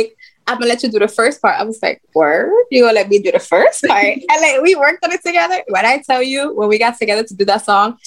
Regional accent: Dominican Republic; moved away; also born or lived in United States; I am from Dominican Republic. My parents are. I was born here, but I was raised in the DR

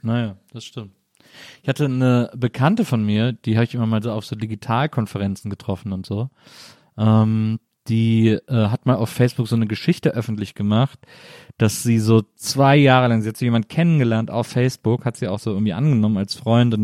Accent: Wesseling, North Rhine-Westphalia, Germany; also born or lived in Bonn; now in Berlin, Germany; ich bin in Wesseling aufgewachsen, zwischen Köln und Bonn

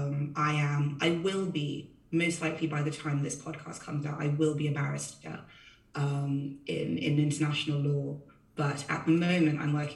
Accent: Fiji; I grew up in Fiji

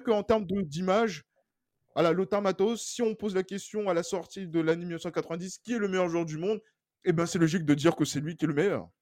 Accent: France; nous, en tant que Français

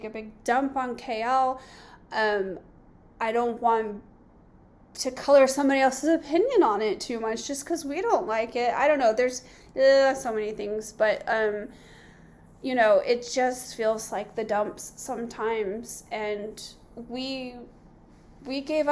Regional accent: Southern California, United States; moved away as an adult; we're from Southern California

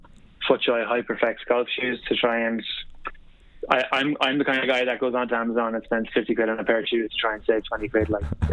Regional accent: Sligo, Connacht, Ireland; Yeah, big time. I remember like going.

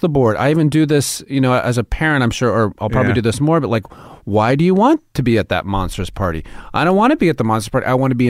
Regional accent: New York City, New York, United States; now in Los Angeles, United States; even moving to L.A., I came from New York, and I'd never been on a studio lot.

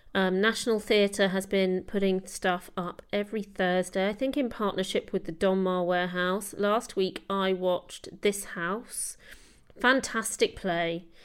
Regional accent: London, United Kingdom; I grew up in London as well

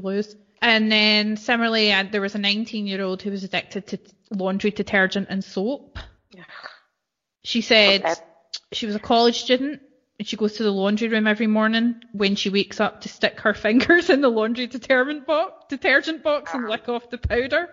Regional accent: Scotland, United Kingdom; as I would, as normal Scottish people would say

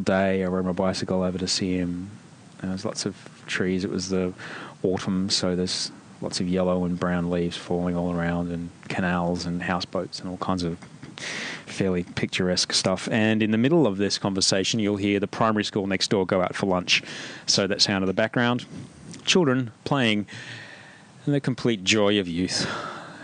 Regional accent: Australia; I grew up in Australia. I went to school Australia, in Australia.

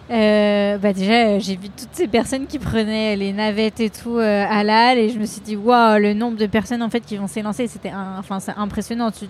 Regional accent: Lyon, Auvergne-Rhône-Alpes, France; je suis lyonnaise

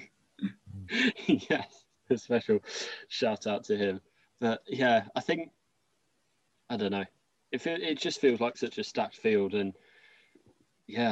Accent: Coventry, West Midlands, United Kingdom; I'm from Coventry, and that's in the middle

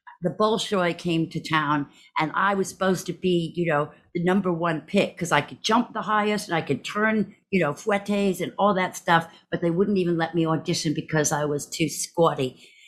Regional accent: Texas, United States; born there; So I was born in Texas to a Scottish psychiatrist and a Southern Texas sort of socialite.

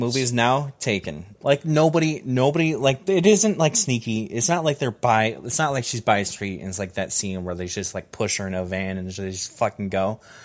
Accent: Georgia, United States; I was born in Georgia.

